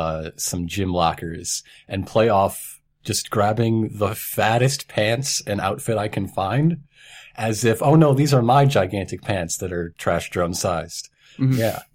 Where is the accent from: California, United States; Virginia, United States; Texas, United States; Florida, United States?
Texas, United States; Dallas; I'm from Dallas.